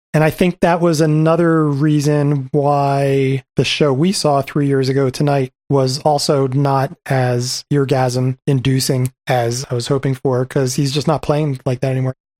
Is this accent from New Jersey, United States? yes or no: yes; New Jersey, United States; I grew up in New Jersey